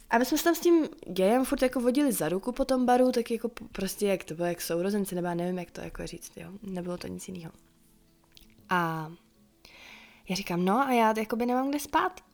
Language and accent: Czech; Czechia; doma tady v Čechách a vracela se pořád zpátky na to moje místo